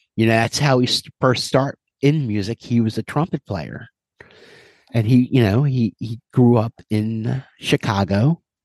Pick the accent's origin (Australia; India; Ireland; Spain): Ireland; as an Irishman